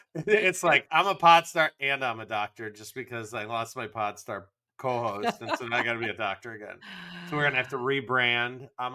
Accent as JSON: {"language": "English", "region": "Michigan", "country": "United States", "said": "I was a Yankee from Michigan"}